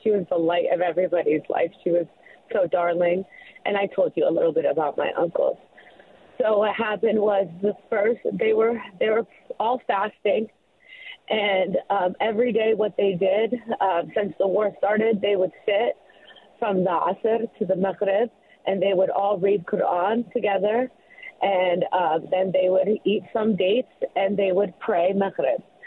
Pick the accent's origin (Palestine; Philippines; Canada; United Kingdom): Palestine; Gaza Strip; now in Columbus, United States; I'm from Palestine.